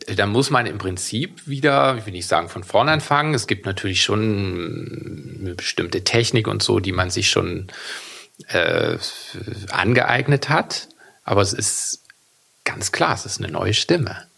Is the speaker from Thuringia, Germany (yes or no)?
yes; Weimar, Thuringia, Germany; Ich bin ja in Weimar aufgewachsen